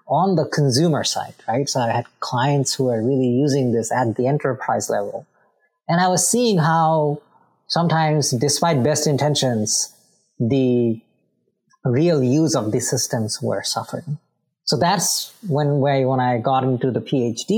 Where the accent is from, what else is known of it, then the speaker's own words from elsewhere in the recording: Bangladesh; moved away; I am originally from Bangladesh.